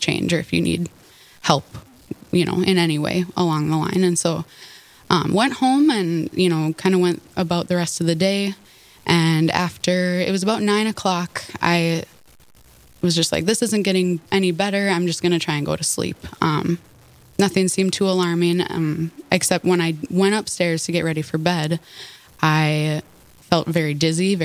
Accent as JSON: {"language": "English", "town": "Horace", "region": "North Dakota", "country": "United States", "tie": "born or raised there", "said": "I grew up in Horace, just south of Fargo"}